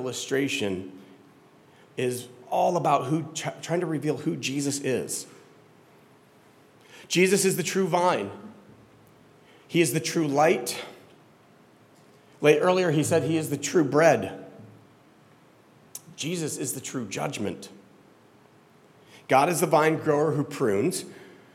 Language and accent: English; Florida, United States; I grew up in Florida